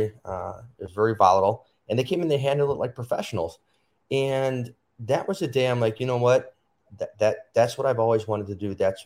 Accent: Chicago, Illinois, United States; So, you know, I grew up in Chicago, went to school, got my master's, and ever since I was young, I always wanted to be a policeman.

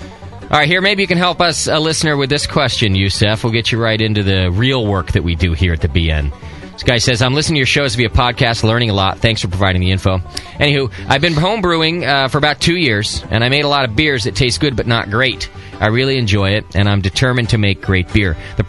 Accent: New Brunswick, Canada; I ate it right out of the tub when I was a wee little fat lad growing up in New Brunswick.

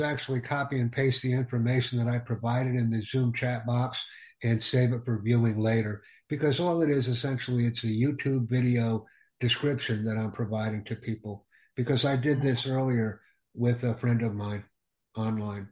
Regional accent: Peshawar, Khyber Pakhtunkhwa, Pakistan; I am from Pakistan, city of Peshawar. I have done my second year from Army Public School in Peshawar

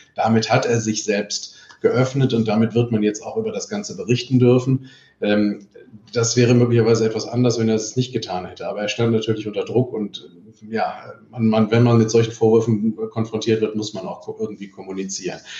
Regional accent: Cologne, North Rhine-Westphalia, Germany; Bei uns in Köln

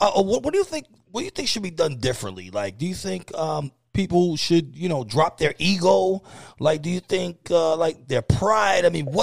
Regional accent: New York City, New York, United States; I'm from Kingsbridge. I'm from Kingsbridge. It's right there.

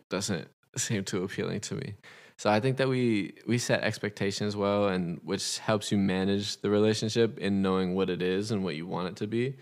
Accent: Los Angeles, California, United States; I'm from Los Angeles, California.

